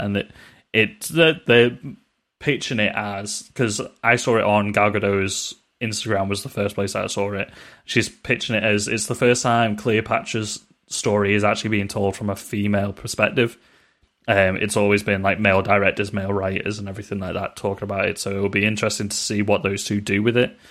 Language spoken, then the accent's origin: English; United Kingdom; We're British